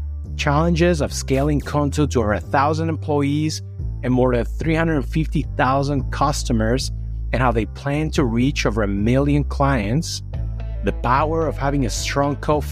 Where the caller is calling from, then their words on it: New York City, New York, United States; Well, I'm calling you from New York City, but I do love Paris.